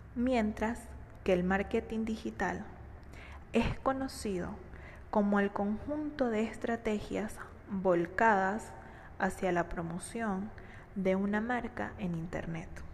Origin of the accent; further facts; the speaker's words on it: Venezuela; Soy economista, venezolana y completamente enamorada de mi país